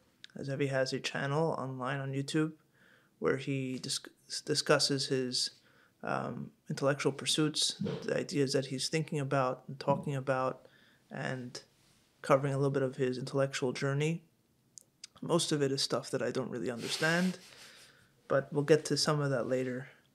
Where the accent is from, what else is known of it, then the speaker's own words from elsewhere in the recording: Hong Kong; I grew up in Hong Kong. My parents were also shluchim